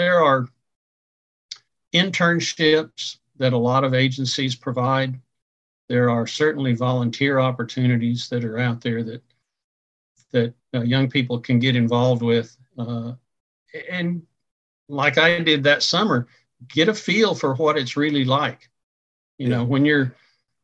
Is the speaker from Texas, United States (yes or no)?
yes; North Texas, United States; moved away as an adult; also born or lived in Oklahoma; I grew up in North Texas